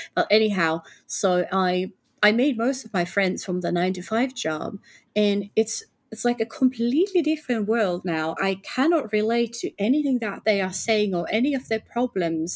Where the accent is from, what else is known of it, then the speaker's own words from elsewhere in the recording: Finland; I'm from Finland